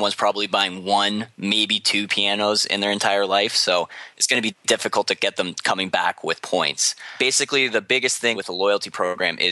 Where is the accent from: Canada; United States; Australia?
Canada